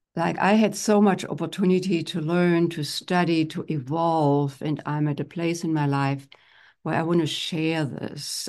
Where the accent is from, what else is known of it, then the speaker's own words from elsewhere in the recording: Germany; moved away as an adult; now in United States; grew up in Germany and I'm one of ten children. I'm the only one who is in the United States